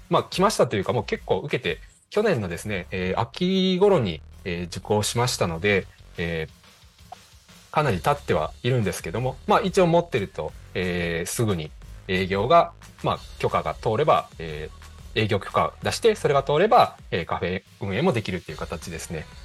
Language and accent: Japanese; Higashikagawa, Kagawa, Japan; now in Kobe, Japan; 地元香川県東香川市を深く愛する男、私